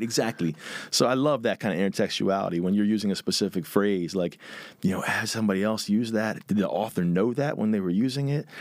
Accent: Philadelphia, Pennsylvania, United States; I grew up, um, right on the border of, like, Northeast Philly and Huntington Valley

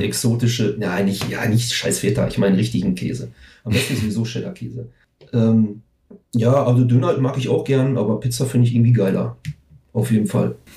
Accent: Herten, North Rhine-Westphalia, Germany; also born or lived in Recklinghausen; ich bin 1977 in Herten geboren. Das ist halt so ein Vorort von Recklinghausen

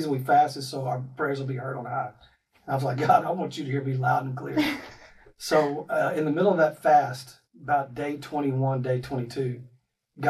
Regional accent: Texas, United States; moved away; also born or lived in Ohio; I'm from Texas. My wife is from Florida, and we met in Ohio.

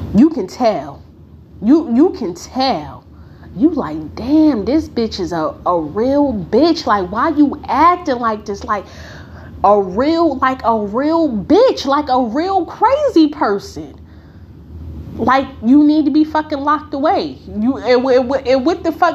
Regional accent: Newark, New Jersey, United States; I grew up in Newark. For the ones who may not know, I grew up in the bricks.

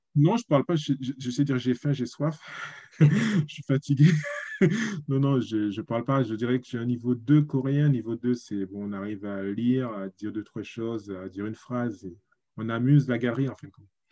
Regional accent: Guadeloupe; moved away as an adult; also born or lived in Paris, France / Germany; now in South Korea; je suis né en Guadeloupe, j'ai étudié jusqu'au lycée, on va dire, 19 ans, et puis je suis parti à Paris

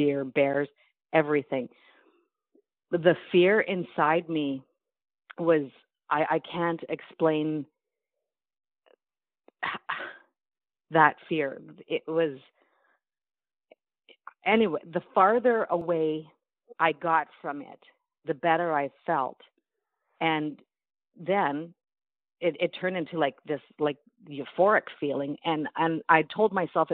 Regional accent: North Bay, Ontario, Canada; I'm from North Bay, Ontario

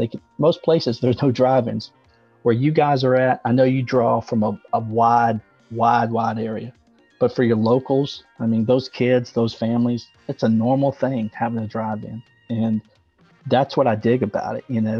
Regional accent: Mississippi, United States; moved away; also born or lived in Virginia / Pennsylvania; I'm originally from Mississippi, and then we moved up to Virginia, and then I actually graduated high school. Fun fact for all you Pennsylvania folks, I graduated high school in Westchester, Pennsylvania.

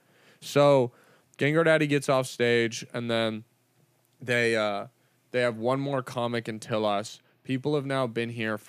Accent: California, United States; LA comics, even though we're from Orange County

